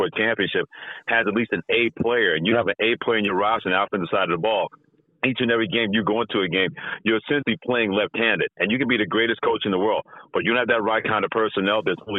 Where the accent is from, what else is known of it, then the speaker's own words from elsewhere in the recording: New York City, New York, United States; I was a Jets fan, still a Jets fan when I grew up in New York City.